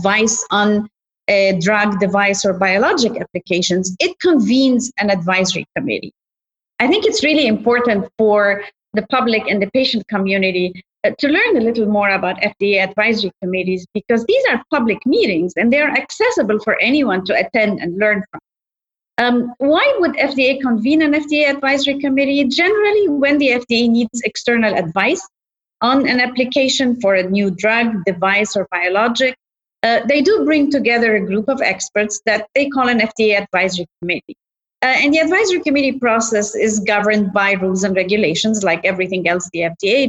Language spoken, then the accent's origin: English; Egypt; moved away; I grew up in Egypt